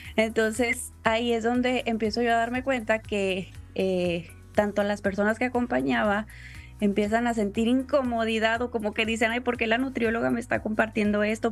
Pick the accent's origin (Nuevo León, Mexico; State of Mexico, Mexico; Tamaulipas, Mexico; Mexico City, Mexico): Tamaulipas, Mexico; Tampico; also born or lived in Puebla; Yo soy originaria de Tampico, Tamaulipas